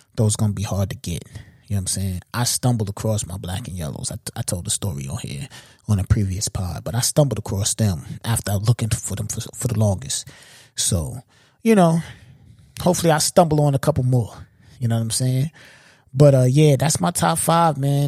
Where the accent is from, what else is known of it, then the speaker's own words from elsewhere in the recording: New York, United States; I'm a New Yorker